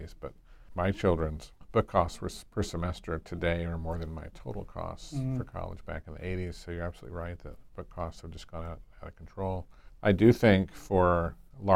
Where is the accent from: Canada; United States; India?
United States; Nevada; moved away as an adult; now in Stillwater, United States; I worked for one of the U.S. senators from my home state of Nevada